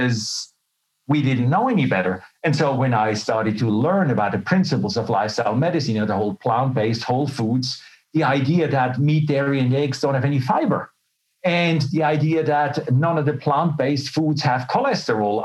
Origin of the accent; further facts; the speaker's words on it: Switzerland; moved away as an adult; also born or lived in Melbourne, Australia; now in Australia; But I was born and raised in Switzerland. And then as a young adult, I left for Australia.